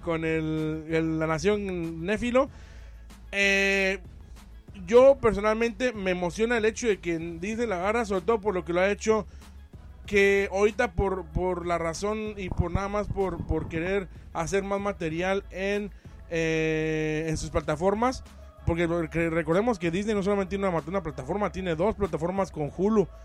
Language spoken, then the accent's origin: Spanish; Mexico; vengo de México